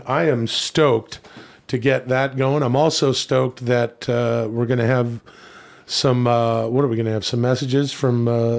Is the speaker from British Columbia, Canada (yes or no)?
yes; Ladner, British Columbia, Canada; Of course, I am from Ladner. It's a suburb outside of Vancouver.